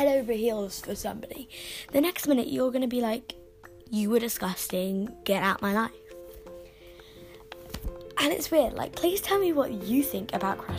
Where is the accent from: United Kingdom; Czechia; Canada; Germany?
United Kingdom; London; I'm 11 years old, I'm from London, I'm in year six